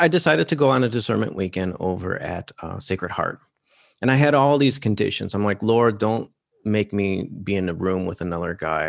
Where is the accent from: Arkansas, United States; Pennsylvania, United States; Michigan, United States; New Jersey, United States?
Michigan, United States; Detroit; my hometown, Detroit